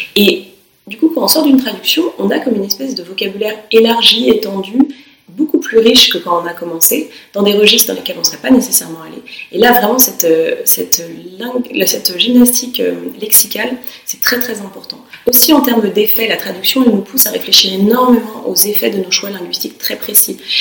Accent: France; now in York, United Kingdom; on est des Français

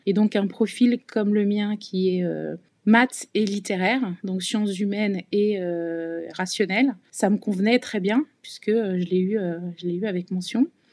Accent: Provence-Alpes-Côte d'Azur, France; also born or lived in Rueil-Malmaison, Hauts-de-Seine / Paris region / Cagnes-sur-Mer / Nice; on a grandi euh, entre la région parisienne et la Côte d'Azur

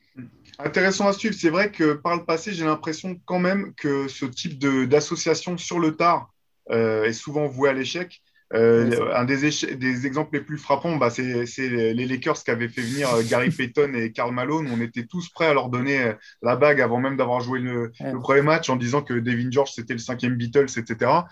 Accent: France; nous, en tant que Français

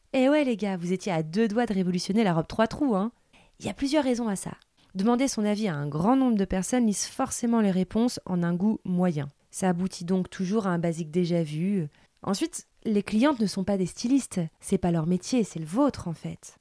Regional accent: Seine-et-Marne, Île-de-France, France; On vient du même coin de Seine-et-Marne

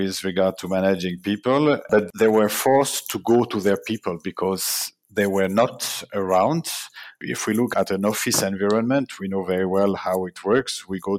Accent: Neuchâtel, Switzerland; I'm originally from Neuchâtel, Switzerland.

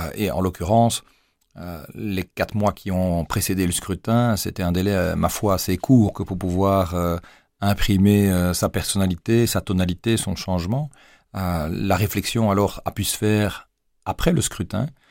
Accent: Namur, Wallonia, Belgium; also born or lived in Mons, Belgium / Luxembourg / Arlon, Belgium; j'ai débarqué à l'âge de 7 ans à Namur et me voilà projeté dans une classe d'une école primaire sans connaître personne. Je venais d'Arlon

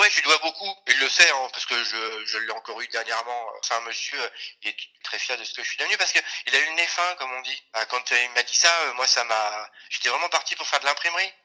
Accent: Cholet, Pays de la Loire, France; je suis originaire de, de Cholet

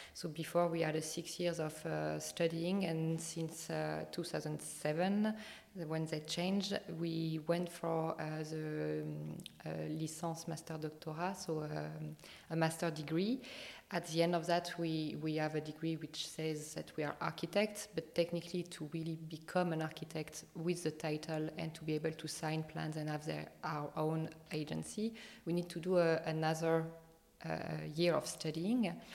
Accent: France; accent: strong French; English is a second language; my strong French accent

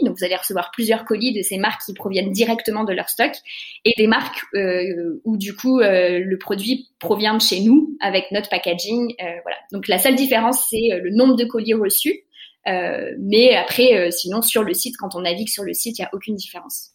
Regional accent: Lyon, Auvergne-Rhône-Alpes, France; also born or lived in Paris; on est lyonnais

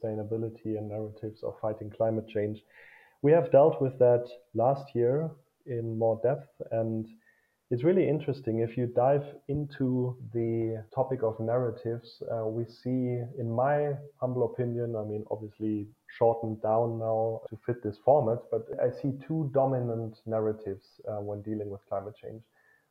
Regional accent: Germany; for me as a German

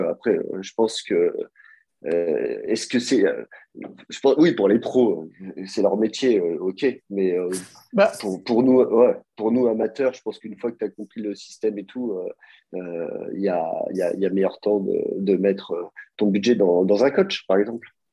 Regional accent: Nice, Provence-Alpes-Côte d'Azur, France; now in Geneva, Switzerland; je viens de Nice

